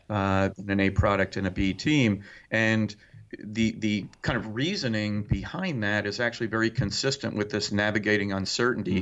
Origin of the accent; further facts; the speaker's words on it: New Jersey, United States; now in Indiana, United States; I grew up in New Jersey